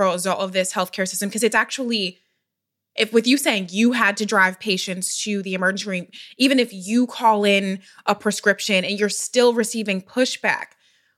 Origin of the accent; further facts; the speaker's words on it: Philadelphia, Pennsylvania, United States; I'm from Philadelphia